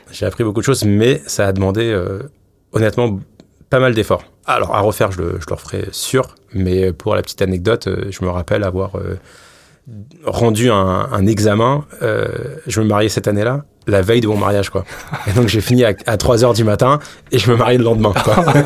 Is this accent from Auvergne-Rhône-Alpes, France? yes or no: no; Paris, Île-de-France, France; je suis né à Paris